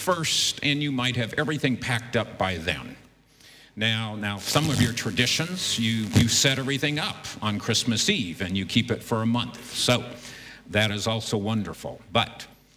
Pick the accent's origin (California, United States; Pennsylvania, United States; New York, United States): California, United States; Southern; moved away as an adult; now in Beijing, China; We come from the United States and actually have spent most of our lives in Southern California